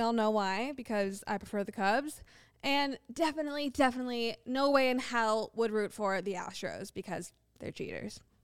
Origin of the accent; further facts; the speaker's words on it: Ohio, United States; I grew up in Ohio.